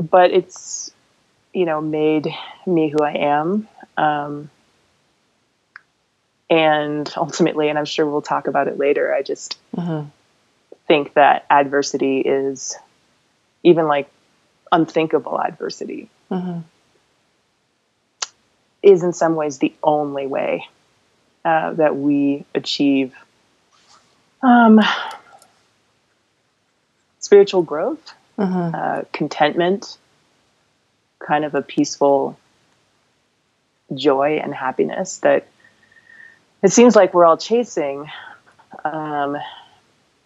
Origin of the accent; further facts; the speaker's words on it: Palo Alto, California, United States; So I grew up in the San Francisco Bay Area. I actually grew up in Palo Alto